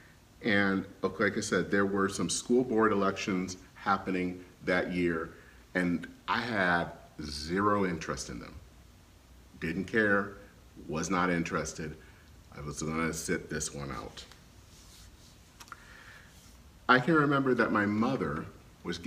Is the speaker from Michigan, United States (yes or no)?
yes; Flint, Michigan, United States; moved away; Flint, Michigan, where I grew up